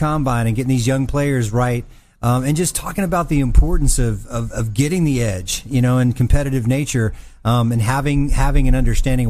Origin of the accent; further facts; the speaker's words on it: Mobile, Alabama, United States; great athletes that come from my hometown of Mobile, Alabama